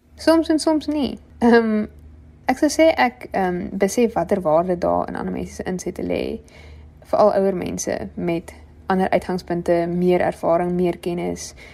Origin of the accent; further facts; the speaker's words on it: Wellington, Western Cape, South Africa; moved away as an adult; now in Stellenbosch, South Africa; ek het grootgeword in Wellington in die Boland